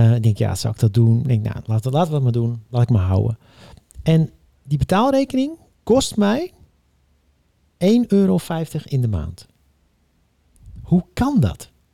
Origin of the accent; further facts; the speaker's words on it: Netherlands; als Nederlander